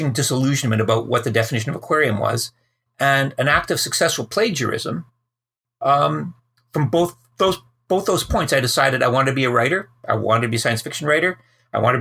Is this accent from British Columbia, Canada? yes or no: no; Calgary, Alberta, Canada; I grew up in Calgary in the prairies